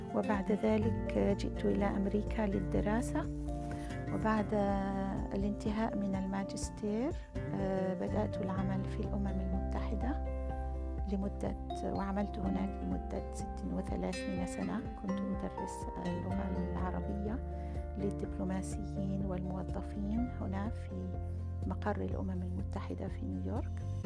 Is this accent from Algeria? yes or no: yes; Algeria; born or raised there; moved away as an adult; also born or lived in Berkane, Morocco; now in New York, United States